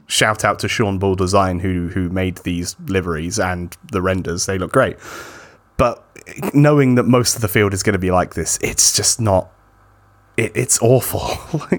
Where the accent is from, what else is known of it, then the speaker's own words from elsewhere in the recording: United Kingdom; someone who is British